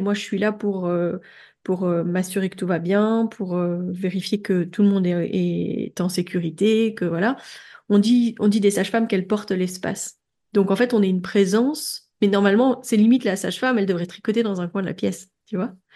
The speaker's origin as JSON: {"language": "French", "country": "France", "moved": "as an adult", "lives_now": "Belgium", "said": "je suis française"}